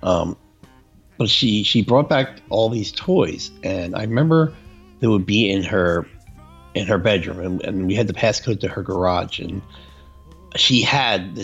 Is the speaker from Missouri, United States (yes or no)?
no; New York metro area, United States; you and I grew up in the New York metro area